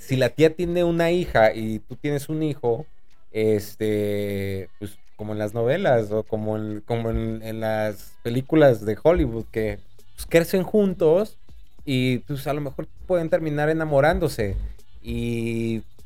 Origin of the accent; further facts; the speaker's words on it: State of Mexico, Mexico; now in Monterrey, Mexico; chilango del Estado de México, no soy chilango, soy mexiquense